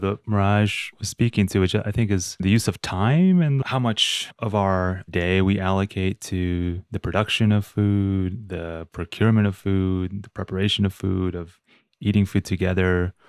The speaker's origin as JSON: {"language": "English", "country": "Uruguay", "tie": "born or raised there", "said": "growing up in Uruguay and then visiting my grandparents, visiting my family in Uruguay"}